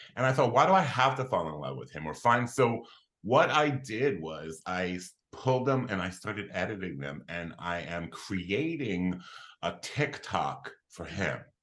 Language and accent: English; Philadelphia, Pennsylvania, United States; I was I was born and raised in Philadelphia, Pennsylvania